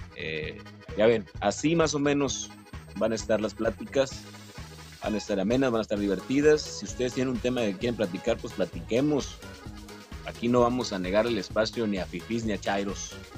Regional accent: Mexico; cómo somos los mexicanos

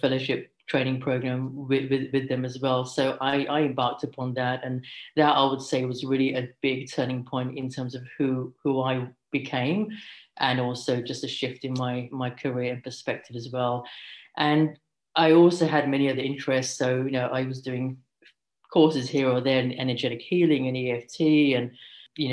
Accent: London, United Kingdom; moved away as an adult; now in Sydney, Australia; So I currently work as an integrative GP in Sydney, but I'm from London. I've been here for over a decade now.

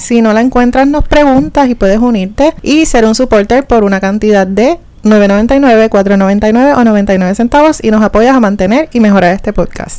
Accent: Puerto Rico; somos puertorriqueños

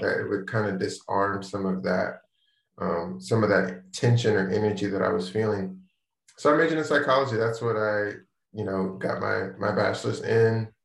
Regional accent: Maryland, United States; moved away; also born or lived in Charlotte, North Carolina; I'm from the DC area, I'm from Maryland. Lived there most of my life, lived a little bit in Charlotte, then moved back to the DC area

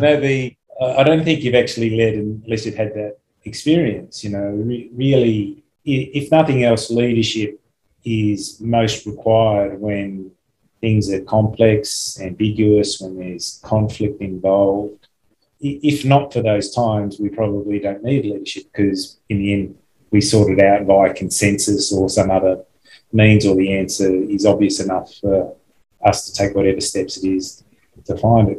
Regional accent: Australia; I'm from Australia

